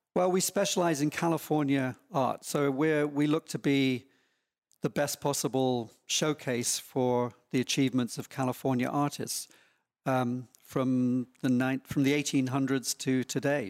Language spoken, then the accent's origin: English; small town near London, England, United Kingdom; now in Laguna Beach, United States; I grew up in, um, quite a small town, not very far from London